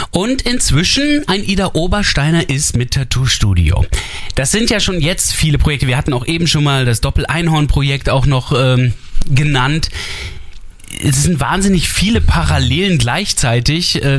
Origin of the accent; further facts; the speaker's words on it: Saarland, Germany; Gerade als Saarländer ah, sind wir dafür auf jeden Fall offen.